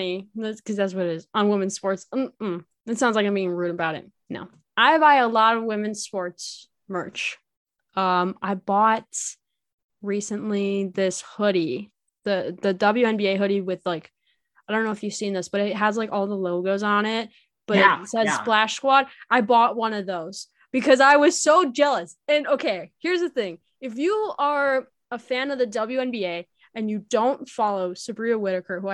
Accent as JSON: {"language": "English", "country": "United States", "said": "as an American"}